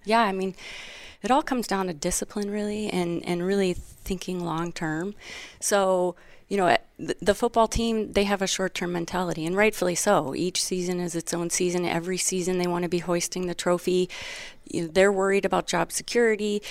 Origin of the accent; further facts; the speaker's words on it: Wisconsin, United States; moved away; where'd you grow up?" And I said, Wisconsin